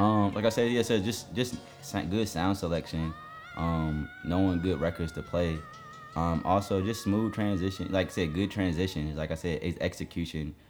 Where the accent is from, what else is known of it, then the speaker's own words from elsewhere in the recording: New Jersey, United States; also born or lived in Jamaica (ancestry); now in Atlanta, United States; I'm from Jersey